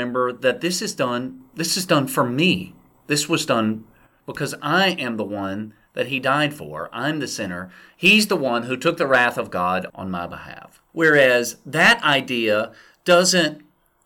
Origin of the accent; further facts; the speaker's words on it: the South, United States; where I grew up in the Southern Baptist Church in the South